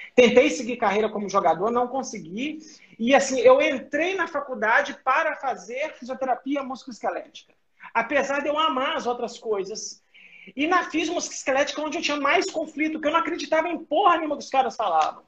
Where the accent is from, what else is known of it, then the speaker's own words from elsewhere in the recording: Belo Horizonte, Minas Gerais, Brazil; moved away as an adult; eu sou mineiro de Belo Horizonte, tá? Eu estou em BH, eu saí de BH em 2005